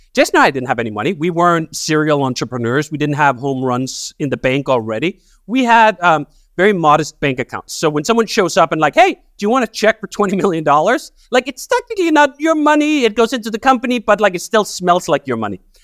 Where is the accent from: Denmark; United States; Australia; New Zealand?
Denmark; moved away as an adult; So I grew up working class in Denmark.